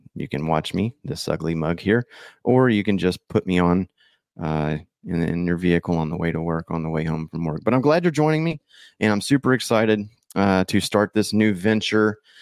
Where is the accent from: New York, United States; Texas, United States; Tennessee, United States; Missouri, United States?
Texas, United States; I'm a Texan through and through